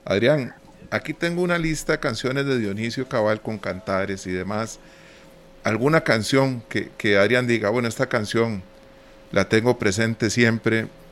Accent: Costa Rica; nosotros como costarricenses

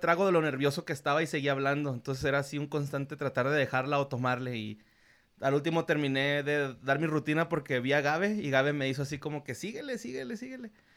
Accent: Ciudad Juárez, Chihuahua, Mexico; yo soy norteño, soy fronterizo

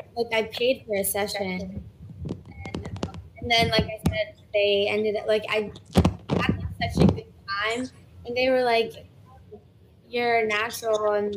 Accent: Virginia Beach, Virginia, United States; So I'm from Virginia Beach. That's where my home base is. I do a lot of traveling, like up and down the East Coast.

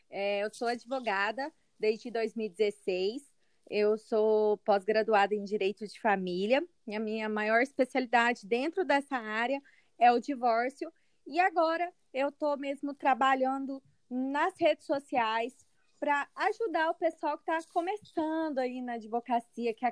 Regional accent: Goiânia, Goiás, Brazil; moved away as an adult; now in Uberlândia, Brazil; Eu sou goiana, eu sou goiana, né? Natural uhum. aqui de Goiânia mesmo. E é, eu, eu moro em Uberlândia, mas eu atuo tanto aqui em Goiânia quanto em Uberlândia.

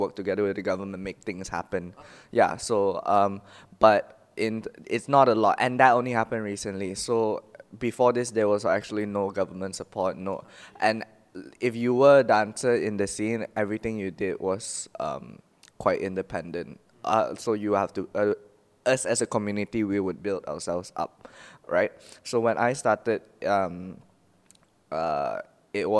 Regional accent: Ipoh, Perak, Malaysia; I'm from a small town of Ipoh

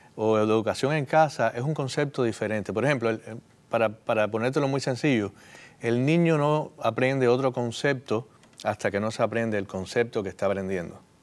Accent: Cuba; now in United States; en el lugar donde yo nací

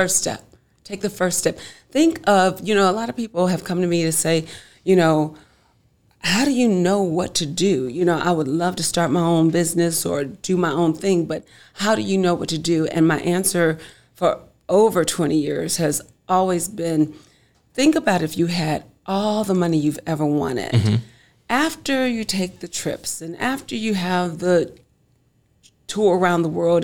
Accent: Chicago, Illinois, United States; I'm originally from Chicago

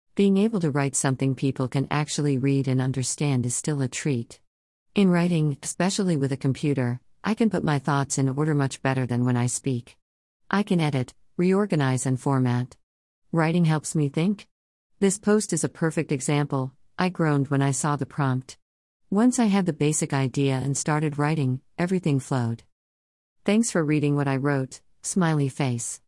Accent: Germany; English is a second language; moved away as an adult; now in Canada; I was born and raised in Germany

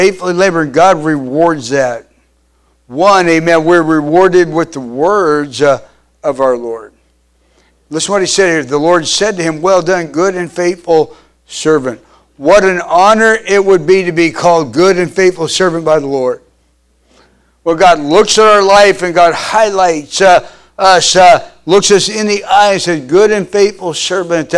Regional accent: Kansas, United States; I grew up in Kansas

